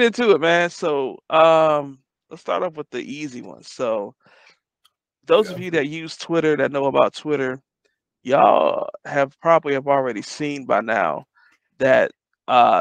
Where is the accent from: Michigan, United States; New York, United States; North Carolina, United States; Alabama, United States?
Michigan, United States; Detroit; I grew up in Detroit.